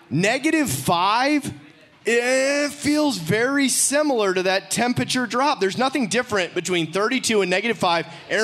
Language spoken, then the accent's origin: English; Michigan, United States; We're from the north. We're from Michigan.